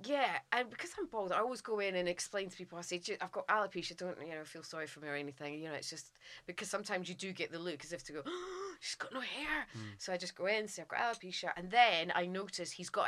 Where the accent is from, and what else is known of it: Scotland, United Kingdom